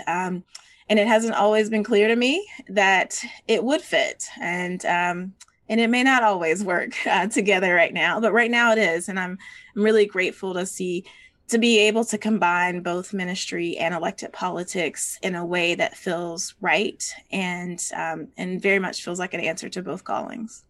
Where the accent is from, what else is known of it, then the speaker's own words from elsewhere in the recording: Georgia, United States; as a Georgian and as a Southerner